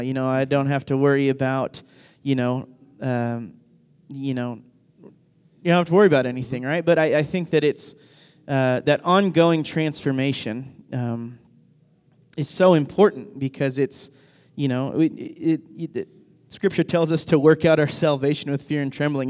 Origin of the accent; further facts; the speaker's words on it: Northwest Arkansas, United States; whenever I was growing up, I grew up in Arkansas